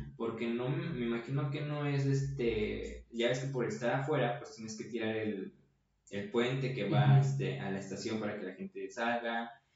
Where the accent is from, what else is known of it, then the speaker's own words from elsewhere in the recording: Mexico; soy mexicano y qué suerte nacer en México